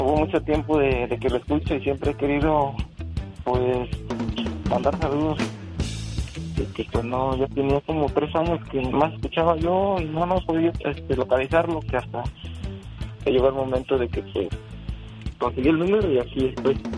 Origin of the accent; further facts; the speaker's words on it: Mexico; moved away as an adult; now in Pomona, United States; yo soy de México y, tengo ocho, ocho meses que acabo de llegar para acá, para Los Ángeles.